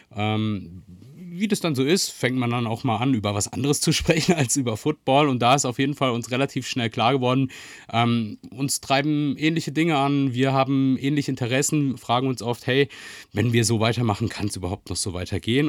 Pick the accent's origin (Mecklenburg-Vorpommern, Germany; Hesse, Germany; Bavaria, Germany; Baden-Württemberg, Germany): Baden-Württemberg, Germany; Freiburg; ich bin in Freiburg aufgewachsen